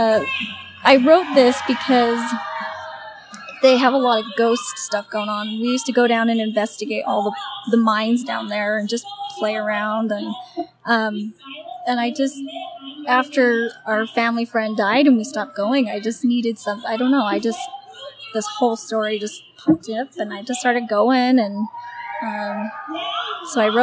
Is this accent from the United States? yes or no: yes; Salt Lake City, Utah, United States; I'm from Salt Lake City, but my family is mostly from down south in Minersville